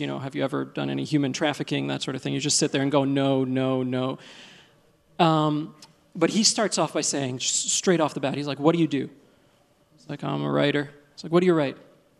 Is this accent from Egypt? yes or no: yes; Egypt; born there; accent: Egyptian; English is a second language; finally we got to Egypt, where I was born. And when I said, you know, well, I was born in Egypt, and he sort of nodded, and he said, yeah, I could hear the Egyptian in your accent.